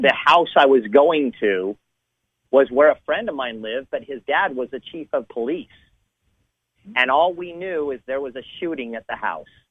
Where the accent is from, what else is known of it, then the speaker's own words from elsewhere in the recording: Southern California, United States; I grew up in Southern California